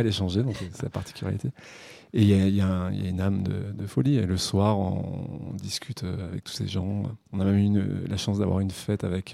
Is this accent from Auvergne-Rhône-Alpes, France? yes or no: yes; Olby, Auvergne-Rhône-Alpes, France; j'ai grandi à Olby, à côté du lac Servière